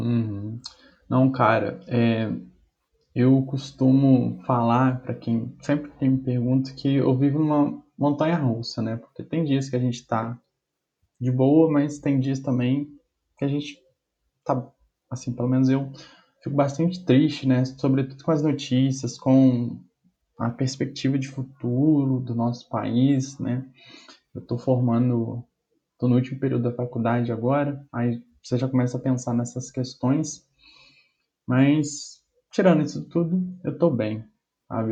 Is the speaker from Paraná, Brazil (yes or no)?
no; Bicas, Minas Gerais, Brazil; moved away as an adult; now in Juiz de Fora, Brazil; voltei para casa da minha mãe, na minha cidade, que eu sou de Bicas